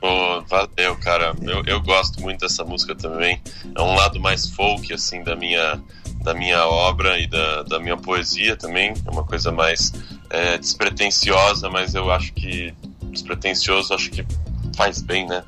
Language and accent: Portuguese; São Paulo, Brazil; sou paulistano moro na cidade de São Paulo, nasci aqui na cidade de São Paulo.